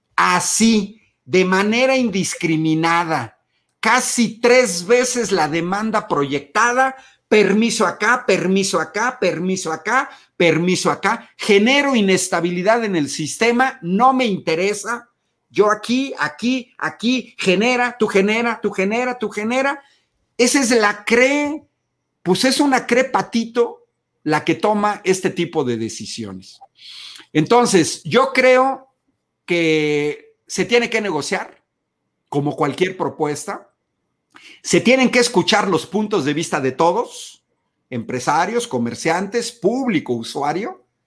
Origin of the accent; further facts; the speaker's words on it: Mexico; Yo como mexicano